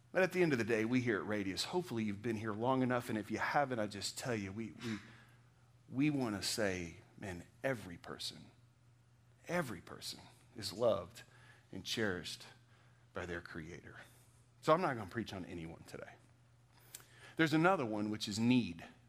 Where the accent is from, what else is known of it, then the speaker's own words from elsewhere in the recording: Texas, United States; moved away; What I am is a Texan